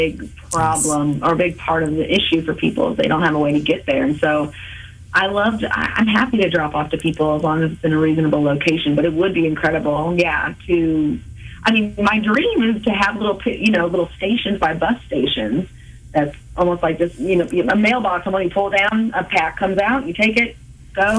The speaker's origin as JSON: {"language": "English", "town": "Oak Grove", "region": "Missouri", "country": "United States", "tie": "born or raised there", "also_born_or_lived": "Whiteman Air Force Base, Missouri", "lives_now": "Kansas City, United States", "said": "Hoy Supply in my hometown of Oak Grove, which I love because, you know, I just think back to myself as a kid in Oak Grove"}